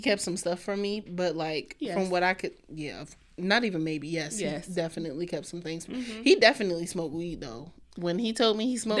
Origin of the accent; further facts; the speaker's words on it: Woodlawn, Maryland, United States; I was raised in Woodlawn.